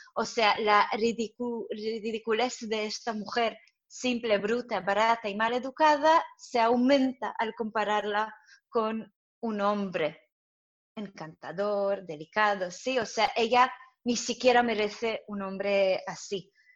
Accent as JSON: {"language": "Spanish", "town": "Jerusalem", "region": "Jerusalem District", "country": "Israel", "tie": "born or raised there", "also_born_or_lived": "Soviet Union", "second_language": "Spanish", "moved": "as an adult", "lives_now": "Madrid, Spain", "said": "soy israelí, he crecido en Jerusalén y he venido a Madrid hace seis"}